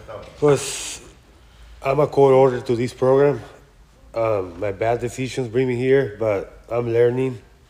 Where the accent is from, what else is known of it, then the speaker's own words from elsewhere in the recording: Tecate, Baja California, Mexico; moved away; I'm from Tecate